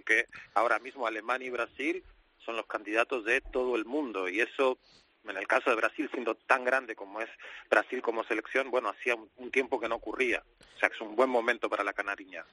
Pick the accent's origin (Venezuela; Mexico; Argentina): Argentina